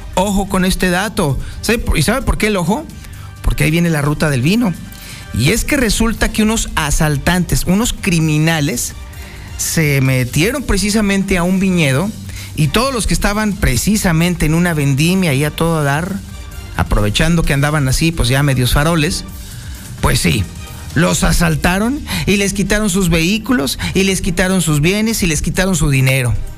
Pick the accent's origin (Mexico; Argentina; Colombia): Mexico; somos los mexicanos